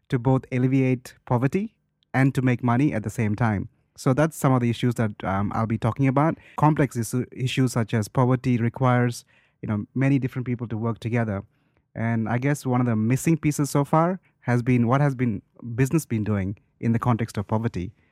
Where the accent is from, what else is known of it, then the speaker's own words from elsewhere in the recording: India; I'm from India